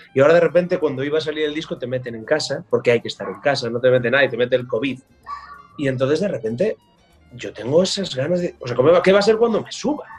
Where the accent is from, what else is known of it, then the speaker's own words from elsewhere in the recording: Galicia, Spain; como gallego